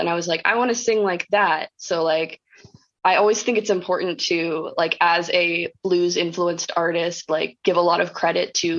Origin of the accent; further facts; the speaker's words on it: North Carolina, United States; moved away as an adult; now in Philadelphia, United States; I'm originally from North Carolina and moved to Philly to go to Temple